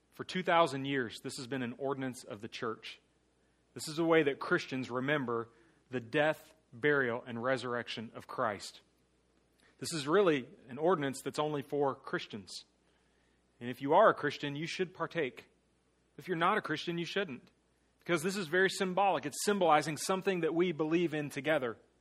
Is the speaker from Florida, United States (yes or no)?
yes; Mulberry, Florida, United States; also born or lived in New Jersey; growing up in Mulberry